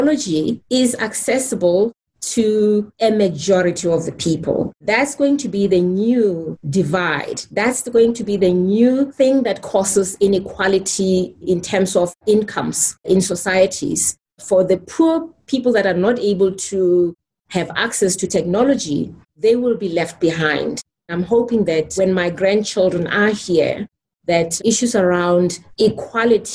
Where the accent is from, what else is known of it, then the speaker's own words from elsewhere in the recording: Soweto, Gauteng, South Africa; When I grew up in Soweto, we had no electricity in my home.